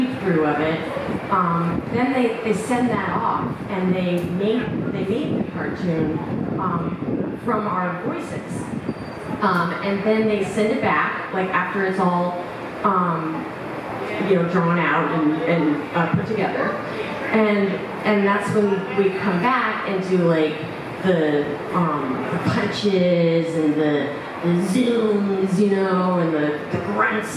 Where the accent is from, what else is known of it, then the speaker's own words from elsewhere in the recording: Oak Park, Illinois, United States; I'm from Oak Park, Illinois, not Metropolis